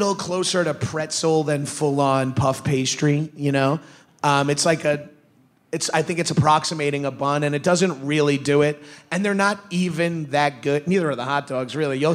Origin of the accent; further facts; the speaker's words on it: Long Island, New York, United States; I'm from Long Island